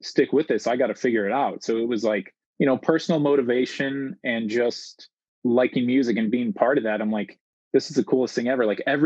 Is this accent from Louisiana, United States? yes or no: no; Chicago, Illinois, United States; born and raised in Chicago